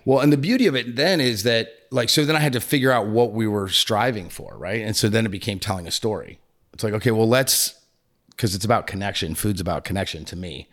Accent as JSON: {"language": "English", "region": "New England", "country": "United States", "moved": "yes", "said": "I'm from New England"}